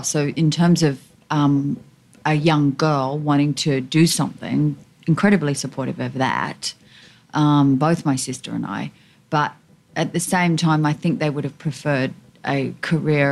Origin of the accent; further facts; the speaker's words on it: Australia; I'm Australian